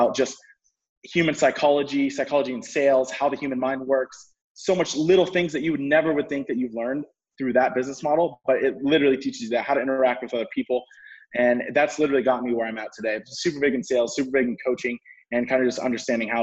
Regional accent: California, United States; moved away as an adult; now in Scottsdale, United States; I'm actually from California though. I moved to Arizona for college

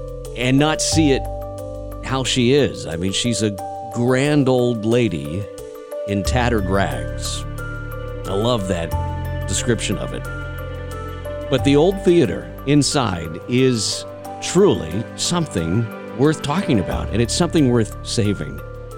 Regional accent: Portland, Texas, United States; not far from my hometown of Portland

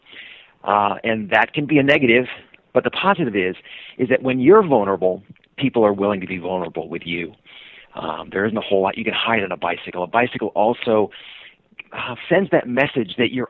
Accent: Sacramento, California, United States; moved away as an adult; now in Seattle, United States; I was born in Sacramento, California, moved up to Seattle

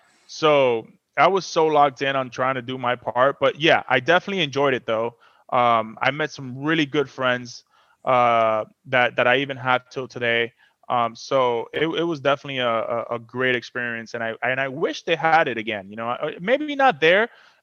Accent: Miami, Florida, United States; but I'm from Miami, so the beach for me, you can have the beach.

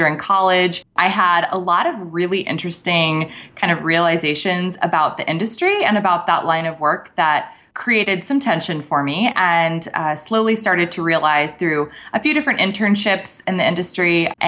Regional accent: Scottsdale, Arizona, United States; I grew up in Scottsdale, so this was like my hometown station.

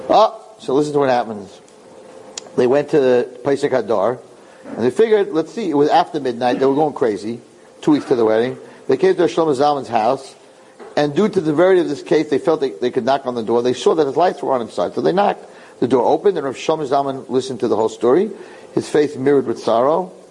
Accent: Argentina; we divorced in Argentina in a civil court. I was living, I, came, I come from Argentina.

